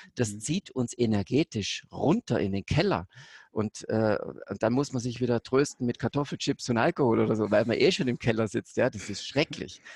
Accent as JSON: {"language": "German", "town": "Konstanz", "region": "Baden-Württemberg", "country": "Germany", "tie": "born or raised there", "said": "Ich bin ja direkt bei Konstanz da an der Grenze aufgewachsen, zweitletztes deutsches Haus"}